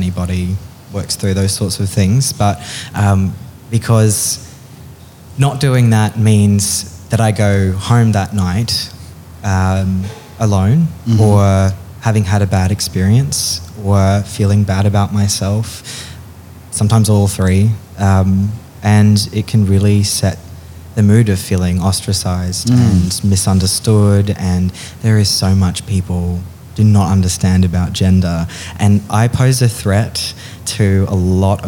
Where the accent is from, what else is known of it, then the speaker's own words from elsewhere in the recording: Sydney, New South Wales, Australia; moved away; also born or lived in Darling Downs; I'm from Sydney, but I lived on the Darling Downs for a while